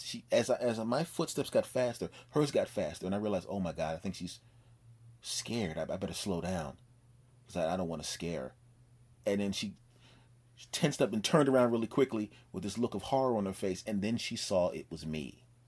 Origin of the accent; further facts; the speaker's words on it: Philadelphia, Pennsylvania, United States; now in Los Angeles, United States; my home state of Pennsylvania